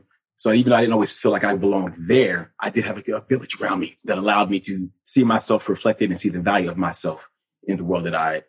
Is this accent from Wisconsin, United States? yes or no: no; New Jersey, United States; also born or lived in Jamaica (ancestry); And my parents are immigrants. I'm first generation from Jamaica. So we all were pretty much there in New Jersey, New York, and the families were very close on both sides.